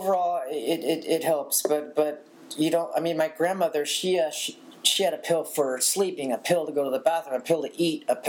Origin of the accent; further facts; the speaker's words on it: Santa Barbara, California, United States; I was born in Santa Barbara, not too far from here.